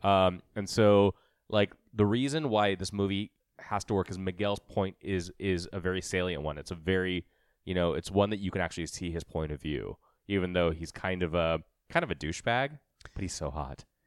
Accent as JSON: {"language": "English", "town": "Mumbai", "region": "Maharashtra", "country": "India", "moved": "yes", "said": "I'm from Mumbai"}